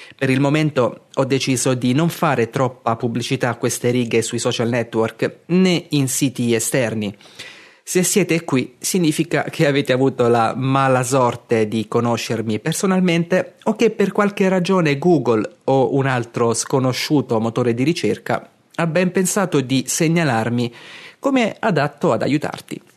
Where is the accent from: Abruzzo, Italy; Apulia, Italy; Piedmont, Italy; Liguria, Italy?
Abruzzo, Italy; Castel di Sangro; moved away as an adult; now in Martigny, Switzerland; sono cresciuto a Castel di Sangro, in Abruzzo, e da quasi tre anni vivo a Martigny, in Svizzera